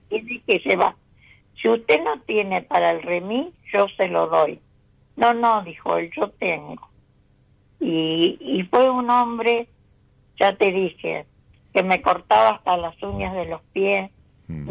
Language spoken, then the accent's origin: Spanish; Isidro Casanova, Buenos Aires Province, Argentina; Soy de Isidro Casanova.